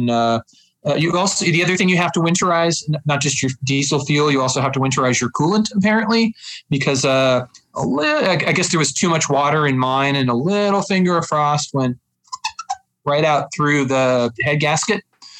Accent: Reno, Nevada, United States; born or raised there; moved away as an adult; also born or lived in Chicago, United States; now in Minneapolis, United States

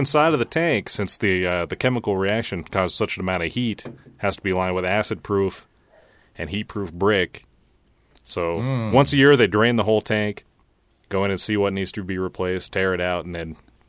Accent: Nevada, United States; I grew up in Nevada.

